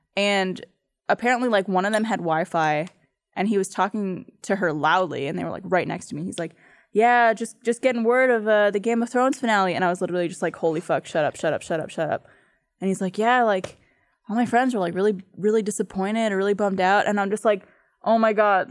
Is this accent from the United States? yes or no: no; Canada; I'm from Canada